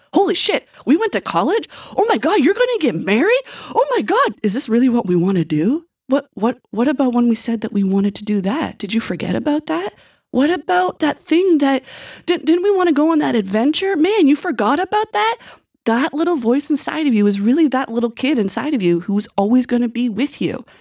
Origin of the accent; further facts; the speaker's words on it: Westville, Nova Scotia, Canada; I grew up in Pictou County. I'm originally from Westville